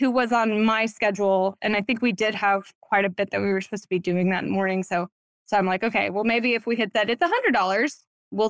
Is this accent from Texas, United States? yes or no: yes; Waco, Texas, United States; also born or lived in Dallas, Texas; moved back home, my hometown in Waco